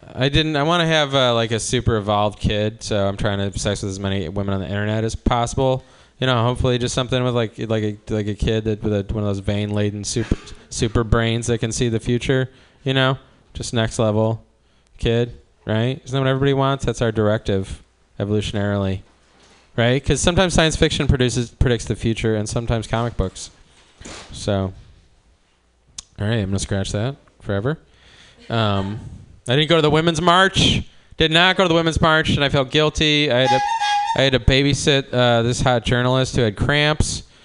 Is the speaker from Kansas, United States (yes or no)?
no; Cleveland, Ohio, United States; now in Oakland, United States; I'm from Cleveland